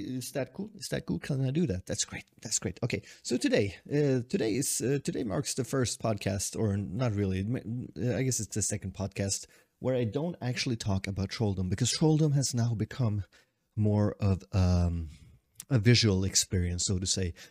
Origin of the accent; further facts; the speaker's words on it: Sweden; also born or lived in Tokyo, Japan; i've been holed up in my hometown for so long